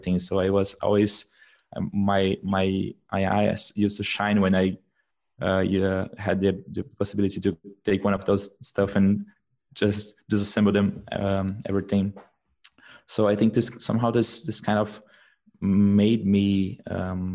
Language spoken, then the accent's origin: English; Brazil; English is a second language; moved away as an adult; now in Germany; I come from Brazil. But I'm living in Germany for the past, now I think it's around 8 months.